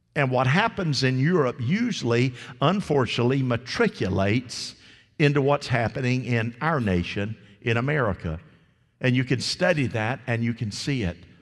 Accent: United States; I was raised here in Polk County.

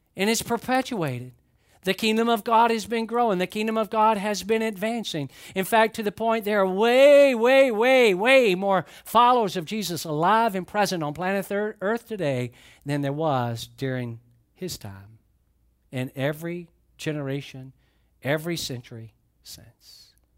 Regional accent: Atlanta, Georgia, United States; now in Florida, United States; I grew up in Atlanta, And I've lived in Florida a long, long time.

